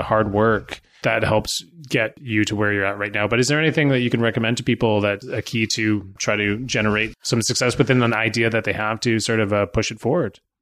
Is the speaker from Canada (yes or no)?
yes; Burnaby, British Columbia, Canada; now in Pender Island, Canada; I grew up in Vancouver too. I grew up in Burnaby